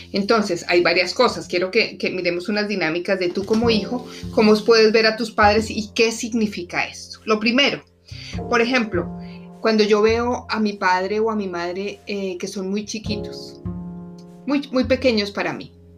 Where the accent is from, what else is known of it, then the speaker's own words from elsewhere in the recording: Colombia; moved away as an adult; now in Washington, D.C., United States; Soy colombiana además, pero vivo en Washington, D.C. ya hace 10 años.